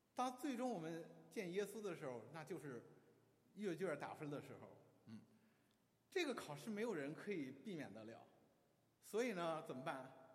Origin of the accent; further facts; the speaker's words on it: China; 在我们中国人的观念当中